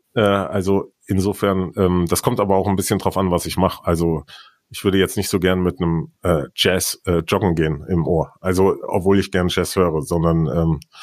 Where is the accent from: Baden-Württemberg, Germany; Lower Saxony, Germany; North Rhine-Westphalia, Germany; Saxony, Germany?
North Rhine-Westphalia, Germany; Siegen; Mein Geburtsort ist Siegen in Südwestfalen